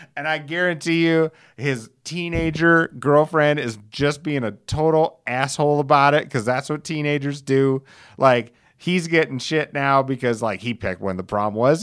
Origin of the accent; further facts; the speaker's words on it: Alcester, United States; my hometown of Elsister, home of seven hundred and fifty friendly people